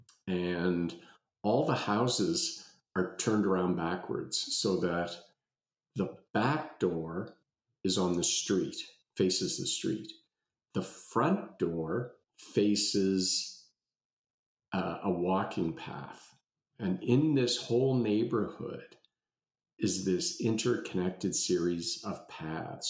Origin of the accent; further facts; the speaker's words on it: Halifax, Nova Scotia, Canada; I grew up in Halifax and we moved around a whole bunch of times, what seemed like a whole bunch of times, probably four or five by the time I got to grade six